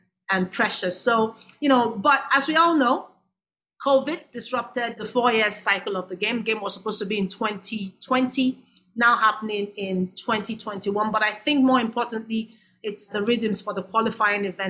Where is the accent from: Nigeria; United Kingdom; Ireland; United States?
Nigeria; I'm from Nigeria, I'm African